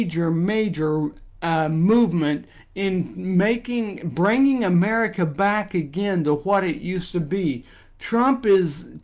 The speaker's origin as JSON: {"language": "English", "region": "Indiana", "country": "United States", "tie": "born or raised there", "said": "my home state of Indiana"}